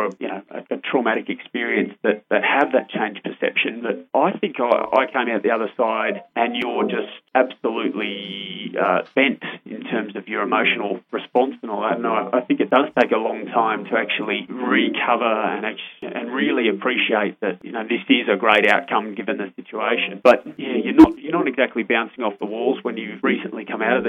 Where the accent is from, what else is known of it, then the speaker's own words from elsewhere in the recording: Canberra, Australian Capital Territory, Australia; I grew up in Flynn